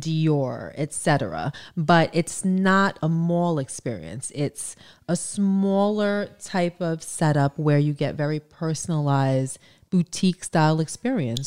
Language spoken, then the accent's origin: English; New York, United States; We're from New York